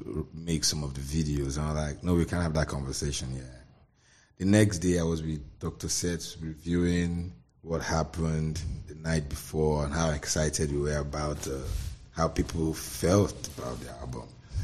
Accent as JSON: {"language": "English", "town": "Ikeja", "region": "Lagos", "country": "Nigeria", "tie": "born there", "said": "I was born in Ikeja, Lagos."}